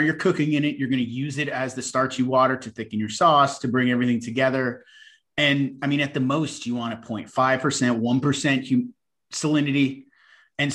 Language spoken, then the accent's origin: English; New York, United States; I come from an Italian-American family. We grew up on the East Coast in New York.